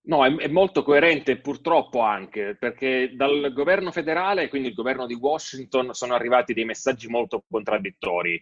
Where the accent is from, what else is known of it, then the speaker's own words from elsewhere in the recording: Italy; sono nato in Italia e non lì